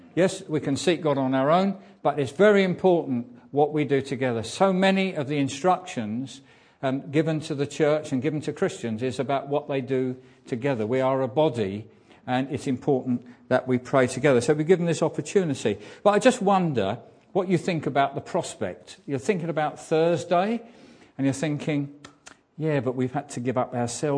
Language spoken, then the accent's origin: English; England, United Kingdom; as English people